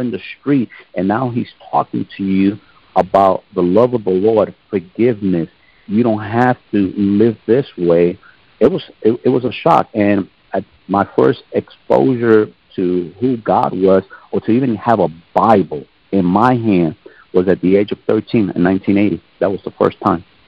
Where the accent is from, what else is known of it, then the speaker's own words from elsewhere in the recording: Jersey City, New Jersey, United States; moved away as an adult; also born or lived in Germany / Korea / Oklahoma; I was born in Jersey City, New Jersey. I'm from the East Coast, born in the late 1960s. My parents, they're from Puerto Rico, but they raised us in the northern part of New Jersey